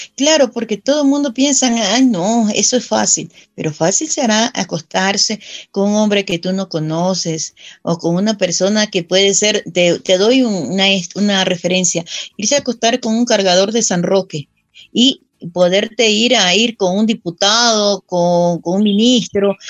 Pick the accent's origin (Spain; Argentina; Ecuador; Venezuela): Ecuador; Guayaquil, Guayas; now in Quito, Ecuador; yo nací en Guayaquil, pero ya. aquí ya tengo más de 30 años viviendo